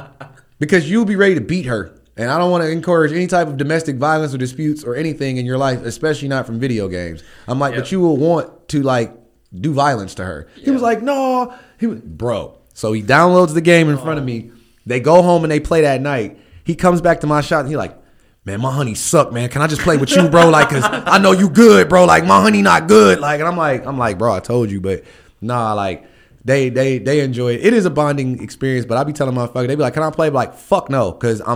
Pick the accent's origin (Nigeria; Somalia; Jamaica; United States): United States; Akron, Ohio; I'm from Ohio.